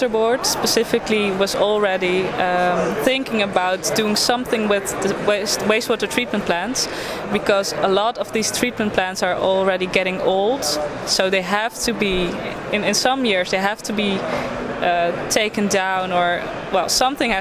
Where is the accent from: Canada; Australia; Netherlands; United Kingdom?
Netherlands; I'm from the Netherlands